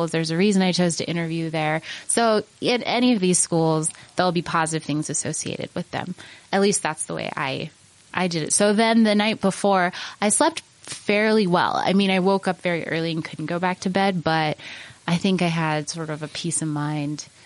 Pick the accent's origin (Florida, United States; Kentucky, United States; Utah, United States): Utah, United States; growing up in Utah, I was kind of, you know, I was ready to go somewhere else for college and I really, really loved my four years at Penn. And I, you know, I didn't think I would move back to Utah to be honest